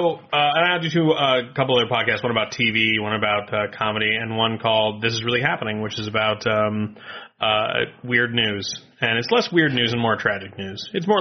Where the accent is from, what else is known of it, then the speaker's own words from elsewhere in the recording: Maine, United States; I am from Maine.